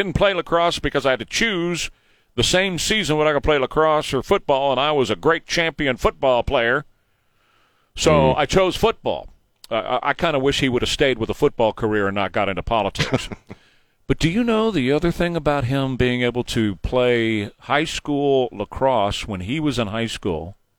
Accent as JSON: {"language": "English", "country": "Venezuela", "tie": "born or raised there", "said": "I was raised by Cubans in Venezuela."}